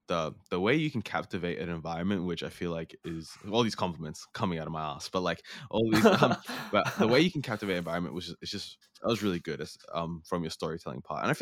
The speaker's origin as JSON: {"language": "English", "country": "New Zealand", "tie": "born or raised there", "also_born_or_lived": "Australia", "said": "cuz I grew up in New Zealand and Australia"}